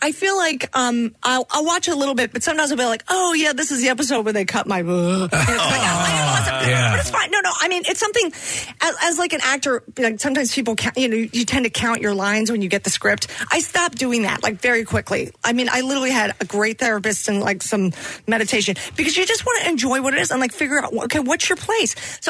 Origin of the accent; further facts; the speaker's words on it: Philadelphia, Pennsylvania, United States; because I'm from Philly